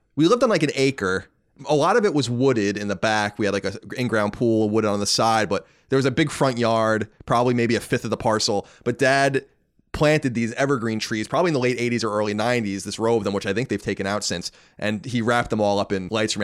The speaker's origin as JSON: {"language": "English", "area": "Long Island", "region": "New York", "country": "United States", "tie": "born or raised there", "said": "growing up on Long Island"}